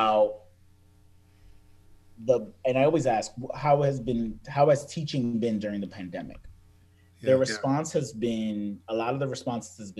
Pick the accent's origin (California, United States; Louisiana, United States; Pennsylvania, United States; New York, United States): New York, United States; New York City; I remember growing up to that New York Boston rivalry, and it was like, oh, you're a New Yorker